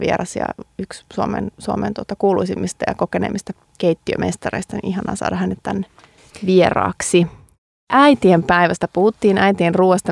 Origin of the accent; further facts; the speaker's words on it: Vaasa, Ostrobothnia, Finland; kyllä me käytiin pienenä, siis Vaasassa